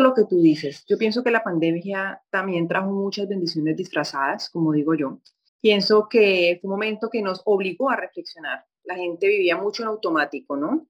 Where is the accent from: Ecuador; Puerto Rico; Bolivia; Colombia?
Colombia; moved away as an adult; now in Rio de Janeiro, Brazil; ejercer periodismo en mi país, que soy colombiana